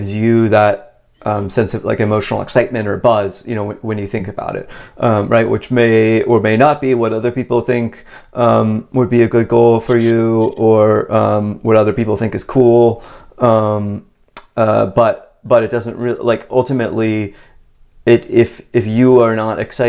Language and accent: English; Virginia, United States; where I grew up in Virginia